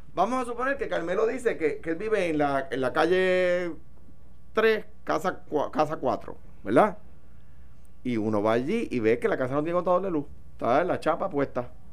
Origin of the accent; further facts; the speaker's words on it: Coamo, Puerto Rico; now in Guaynabo, Puerto Rico; mi domicilio sigue siendo Cuamo